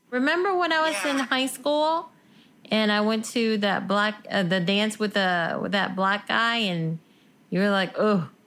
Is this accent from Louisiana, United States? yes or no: yes; New Orleans, Louisiana, United States; I was born and raised on the West Bank of New Orleans. I'm Vietnamese American. I'm a child of refugees.